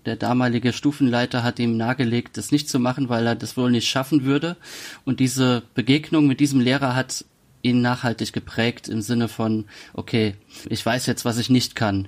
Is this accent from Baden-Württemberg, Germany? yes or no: no; Kaiserslautern, Rhineland-Palatinate, Germany; moved away as an adult; nicht mehr in Kaiserslautern, meiner Heimatstadt lebe